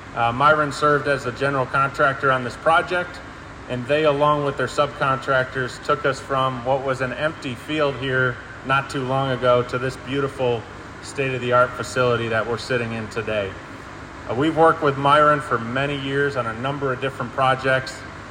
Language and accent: English; Wisconsin, United States; I'm from Wisconsin